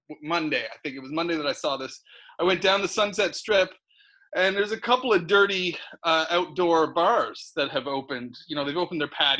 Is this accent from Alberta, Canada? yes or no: no; Nova Scotia, Canada; also born or lived in United Kingdom; now in Los Angeles, United States; I'm from Nova Scotia in eastern Canada.